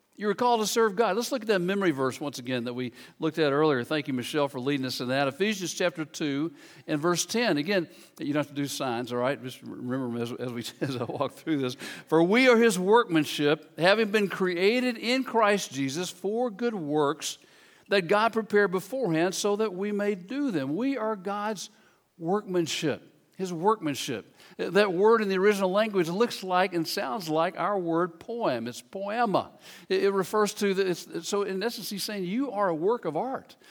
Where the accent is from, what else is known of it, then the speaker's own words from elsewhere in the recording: Memphis, Tennessee, United States; I grew up in Memphis, Tennessee